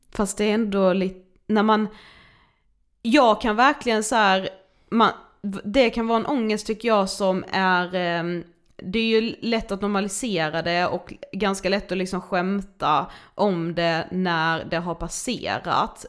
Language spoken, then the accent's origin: Swedish; Karlshamn, Blekinge, Sweden; now in Stockholm, Sweden; jag är hemma i Karlshamn som ju vi är nu